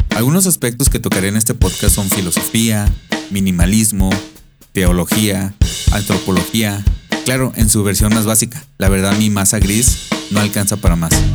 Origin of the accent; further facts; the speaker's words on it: Mexico; now in United States; soy un mexicano viviendo en Estados Unidos